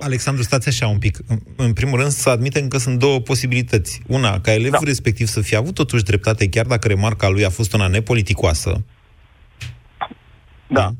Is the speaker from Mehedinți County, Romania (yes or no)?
yes; Drobeta-Turnu Severin, Mehedinți County, Romania; moved away as an adult; also born or lived in Bucharest; eu, de exemplu, am plecat de la Severin